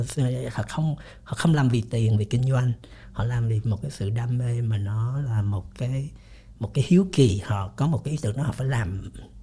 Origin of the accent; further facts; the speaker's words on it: Vietnam; moved away; also born or lived in United States; mình đi lâu quá mình mặc dù mình là gốc Việt nhưng sống bên Mỹ rồi thì mình nó khác